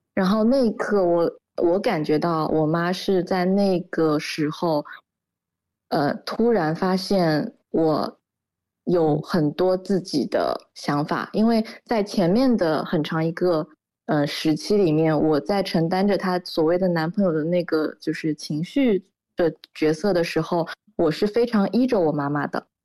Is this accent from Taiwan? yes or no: no; Shanghai, China; 我也在上海嘛，我们家也是上海的